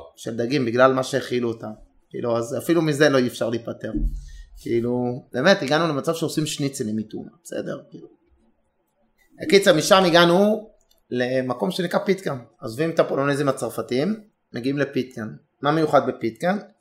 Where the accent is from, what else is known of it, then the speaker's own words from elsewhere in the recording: Israel; also born or lived in Herzliya; אנחנו היינו ישראלים השני, שלישי, רביעי